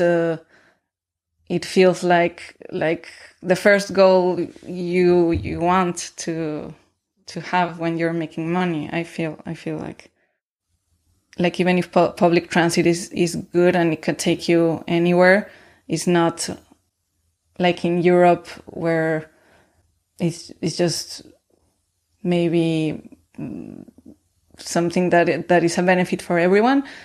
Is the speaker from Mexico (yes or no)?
yes; Mexico City, Mexico; moved away as an adult; also born or lived in Toronto; now in Bremen, Germany; I grew up in the south part of the city in a well in a gated community uh, next to El Bosque de Tlalpan.